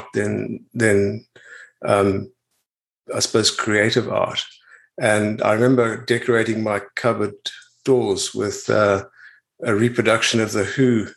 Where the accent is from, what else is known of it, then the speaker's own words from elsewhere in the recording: Pretoria, Gauteng, South Africa; moved away as an adult; now in New Zealand; I was born in Pretoria and in South Africa in this in 1960